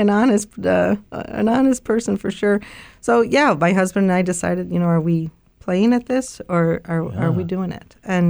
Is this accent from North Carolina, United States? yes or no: no; Chicago, Illinois, United States; I grew up on the South Side of Chicago.